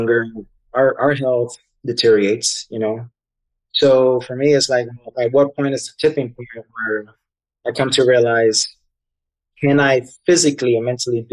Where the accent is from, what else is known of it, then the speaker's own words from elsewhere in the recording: New York City, New York, United States; I'm from New York City, so city kid